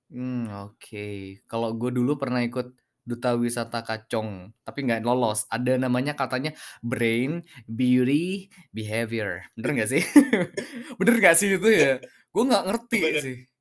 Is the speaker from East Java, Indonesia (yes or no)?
yes; Pamekasan, East Java, Indonesia; anak Pamekasan